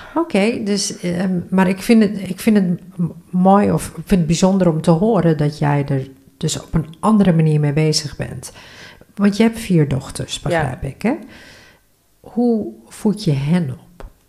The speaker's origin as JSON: {"language": "Dutch", "region": "Northeast Groningen", "country": "Netherlands", "tie": "born or raised there", "said": "Ik ben geboren en getogen in Noordoost-Groningen."}